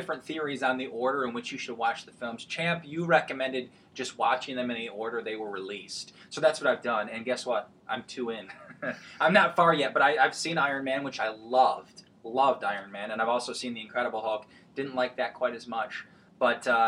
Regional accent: Michigan, United States; we're all from Michigan

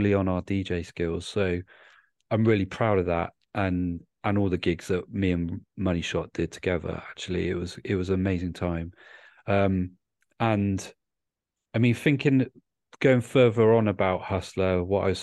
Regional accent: Bristol, South West England, United Kingdom; moved away; also born or lived in Cardiff; I'm from Bristol originally

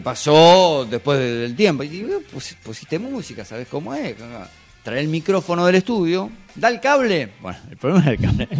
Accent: General Madariaga, Buenos Aires Province, Argentina; moved away; en una radio que estaba en, mi pueblo, Madariaga

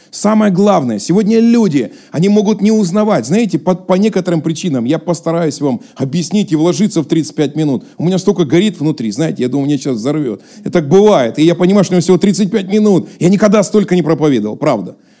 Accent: Russia; accent: southern Russian (г-fricative, 'гэкаю'); now in Moscow, Russia; Я там жил близко к Украине

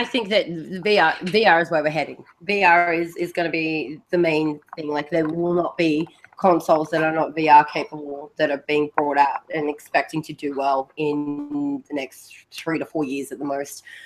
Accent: Australia; accent: Australian; the Australian accent

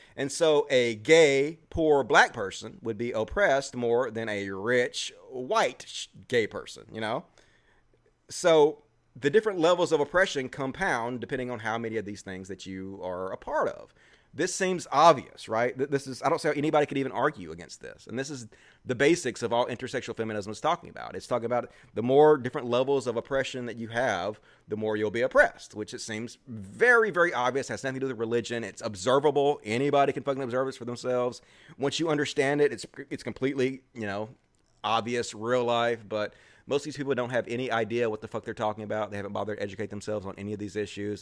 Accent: the South, United States; accent: Southern; that's just my Southern accent

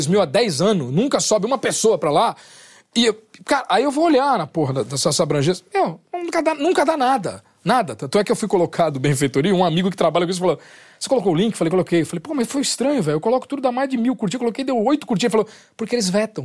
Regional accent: Brazil; sou do Brasil

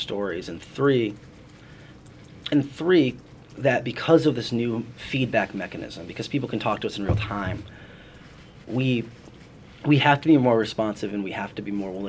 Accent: Cleveland, Ohio, United States; moved away; a 12-year-old in Cleveland, my hometown

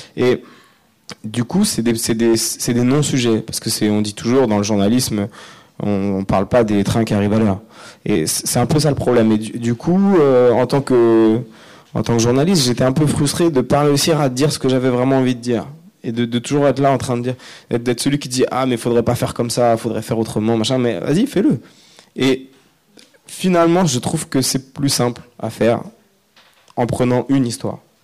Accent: Ris-Orangis, Île-de-France, France; also born or lived in Évry; now in Noisy-le-Sec, France; j'ai grandi à Rissorangis, euh, qui est une ville de banlieue. Euh, dans, le, dans le 91

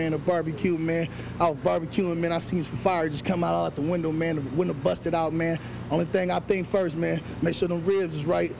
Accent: Oakland, California, United States; I'm from the Bay, man. They call me West Oakland

